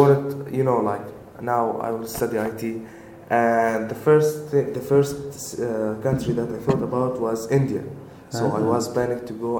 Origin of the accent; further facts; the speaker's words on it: Syria; English is a second language; also born or lived in Saudi Arabia; now in Czech Republic; Yeah, and raised in Syria. But my nationality is Syrian.